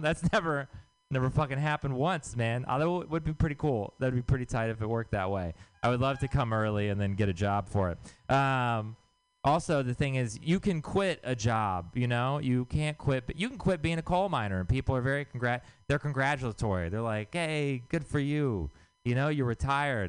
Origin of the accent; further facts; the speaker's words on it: Texas, United States; moved away; I'm from Texas